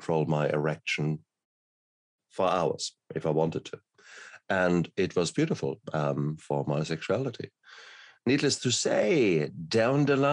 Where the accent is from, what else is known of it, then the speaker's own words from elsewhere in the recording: Germany; I come from Germany